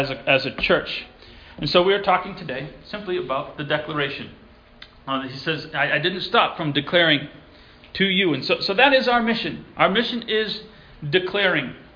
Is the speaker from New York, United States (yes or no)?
yes; Elmira, New York, United States; I was born in Elmira, New York